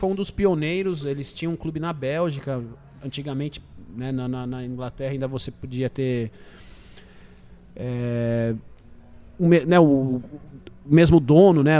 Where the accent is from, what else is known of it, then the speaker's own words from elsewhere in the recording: Brazil; now in England; E nós somos brasileiros